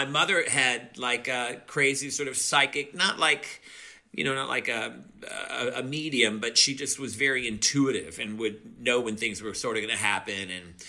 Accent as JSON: {"language": "English", "region": "Louisiana", "country": "United States", "tie": "born or raised there", "also_born_or_lived": "New Orleans / Moss Bluff / Monroe / Farmerville", "said": "I'm from Louisiana, yeah, but I grew up in New Orleans."}